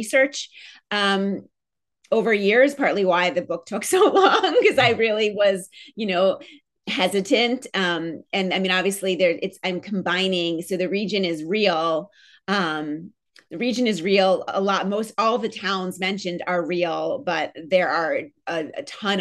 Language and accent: English; Philadelphia, Pennsylvania, United States; also born or lived in New York; I'm born in New York. I'm from New York. My family's from New York, but I grew up in Philadelphia